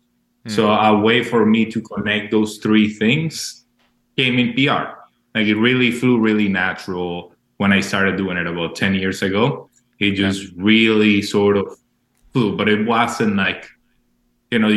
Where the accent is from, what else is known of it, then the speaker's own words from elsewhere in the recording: Maracay, Aragua, Venezuela; moved away; I was born in Venezuela, in Maracay, which is a small city in the outside, small, but in the outsides of Caracas